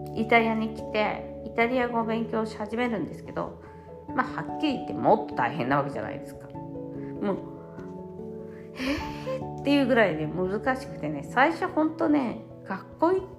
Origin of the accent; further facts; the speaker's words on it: Japan; first language Japanese; moved away as an adult; now in Italy; 私の感情っていうのを学んだのは日本語で学んだ